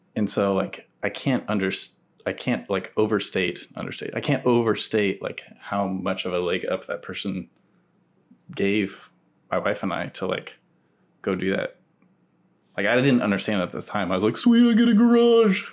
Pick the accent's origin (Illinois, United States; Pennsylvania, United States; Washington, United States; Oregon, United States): Oregon, United States; Tigard; moved away as an adult; also born or lived in Oklahoma City / Portland; I grew up in Tigard